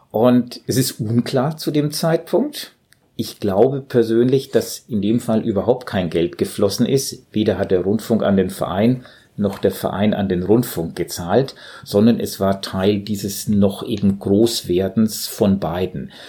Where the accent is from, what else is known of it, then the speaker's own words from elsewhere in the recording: Southern Germany, Germany; also ich als Süddeutscher kenne